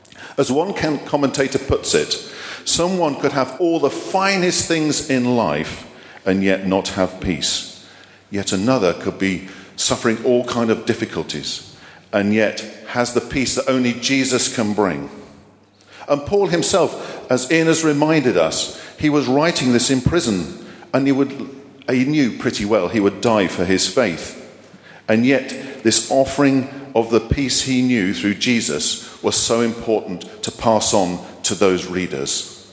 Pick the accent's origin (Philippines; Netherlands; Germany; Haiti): Germany; born there; I'm a Cold War baby. I was born in Germany to a military family